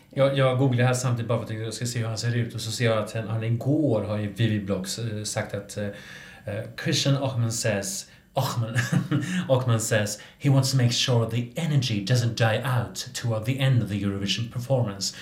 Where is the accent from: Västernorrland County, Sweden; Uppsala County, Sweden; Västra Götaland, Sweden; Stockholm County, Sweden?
Västra Götaland, Sweden; Gothenburg; jag är från Göteborg